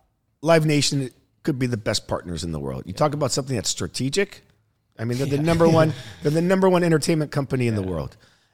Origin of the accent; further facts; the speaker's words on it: Naples, Florida, United States; I grew up in Naples, Florida, in a retirement community. Yeah. Not that privileged, but you know, I wasn't like fighting for a meal.